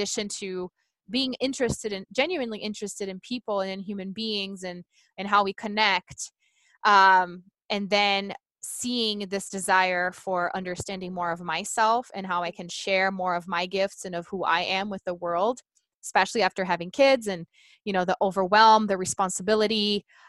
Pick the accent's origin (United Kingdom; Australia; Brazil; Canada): Brazil; first language Portuguese; English is a second language; moved away as an adult; now in Colorado, United States; I'm originally from Brazil. I do live in Colorado, but born and raised in Brazil